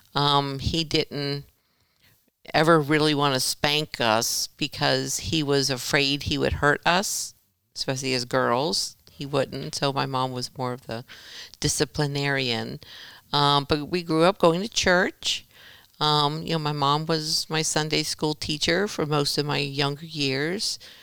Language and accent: English; Vero Beach, Florida, United States; I was born in Vero Beach, Florida.